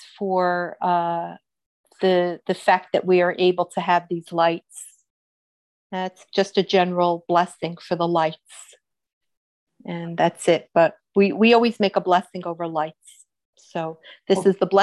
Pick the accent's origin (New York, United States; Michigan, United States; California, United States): New York, United States; upstate; I'm from New York, upstate New York